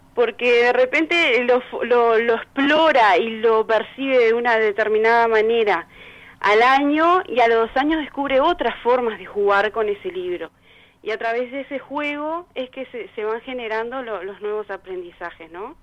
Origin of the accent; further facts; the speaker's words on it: Salto, Uruguay; moved away as an adult; also born or lived in Montevideo; soy de acá, viví unos años en Montevideo, pero ahora ya hace como cuatro años que volvimos para Salto